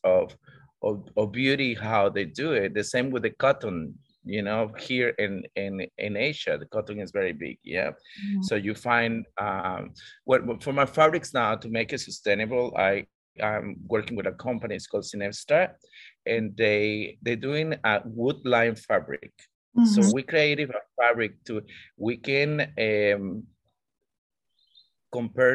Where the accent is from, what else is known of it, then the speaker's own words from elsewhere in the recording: Costa Rica; also born or lived in Australia; now in Indonesia; I'm from Costa Rica